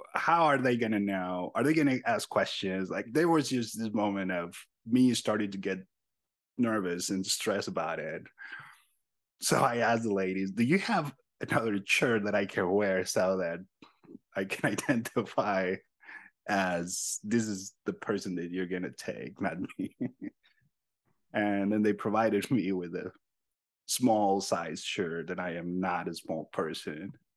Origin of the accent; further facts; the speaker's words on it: Sonoran Desert, Mexico; English is a second language; now in United States; I was born and raised pretty much in this land uh, called the Sonoran Desert